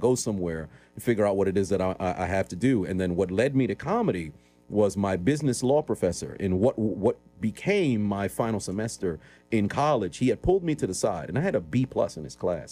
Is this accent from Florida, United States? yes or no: no; New York City, New York, United States; born and raised in Brooklyn, New York